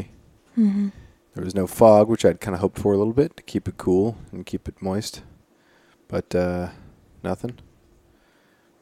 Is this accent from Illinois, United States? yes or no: no; Prince of Wales Island, Alaska, United States; I remember growing up on Prince of Wales